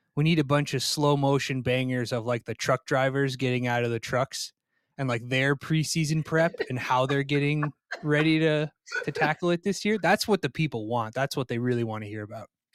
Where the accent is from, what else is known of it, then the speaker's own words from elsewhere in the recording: Vermont, United States; also born or lived in Plymouth, Minnesota; I'm from Vermont.